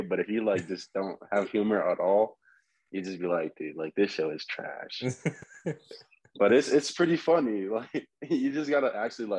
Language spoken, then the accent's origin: English; Texas, United States; I'm from Texas.